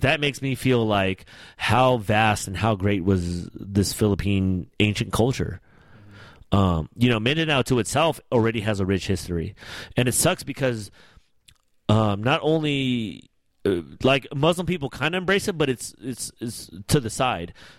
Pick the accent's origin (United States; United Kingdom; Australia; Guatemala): United States; I'm Filipino American